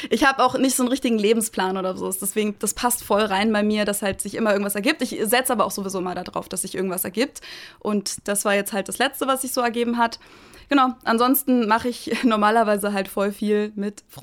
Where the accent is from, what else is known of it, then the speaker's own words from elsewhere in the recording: Munich, Bavaria, Germany; ich komme aus München, ich habe in München studiert an der LMU